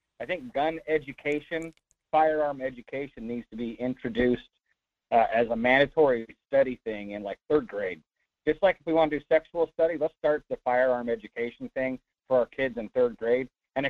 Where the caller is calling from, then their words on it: North Pole, Alaska, United States; Hey, that's all right, Mike. Hey, this is … in North Pole.